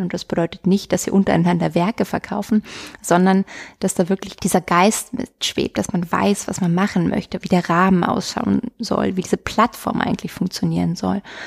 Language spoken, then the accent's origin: German; Potsdam, Brandenburg, Germany; moved away as an adult; now in Munich, Germany; als gebürtige Potsdamerin dort aufgewachsen, mit 20 dann gegangen